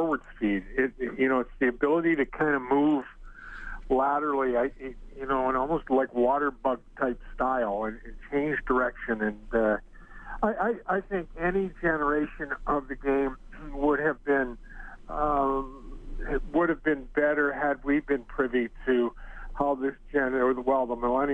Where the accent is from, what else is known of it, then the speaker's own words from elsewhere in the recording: Kitchener, Ontario, Canada; moved away; I still have my mother and two sisters and a brother still live in Kitchener, so I get back there in the summer